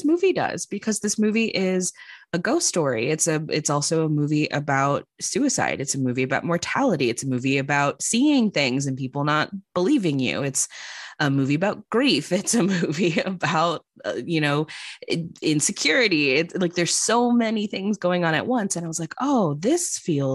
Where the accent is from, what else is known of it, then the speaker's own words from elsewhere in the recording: Chicago, Illinois, United States; now in Los Angeles, United States; I'm living in Los Angeles now, I was going to go back to Chicago, where I'm originally from